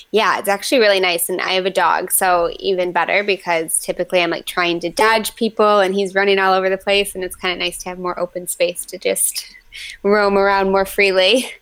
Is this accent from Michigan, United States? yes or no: yes; Livonia, Michigan, United States; It's a, like a smaller town called Livonia, right outside of uh, Metro Detroit